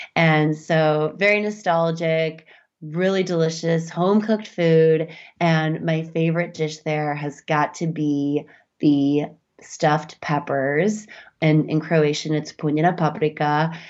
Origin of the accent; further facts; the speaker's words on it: Midwest, United States; I grew up in the Midwest, too